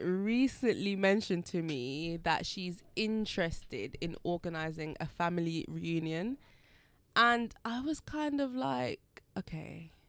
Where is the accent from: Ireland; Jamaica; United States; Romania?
Jamaica; also born or lived in England; now in United Kingdom; So I was born in Jamaica.